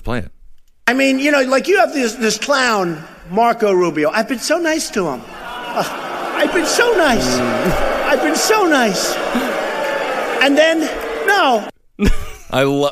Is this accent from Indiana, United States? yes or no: no; Stevens Point, Wisconsin, United States; I'm from Wisconsin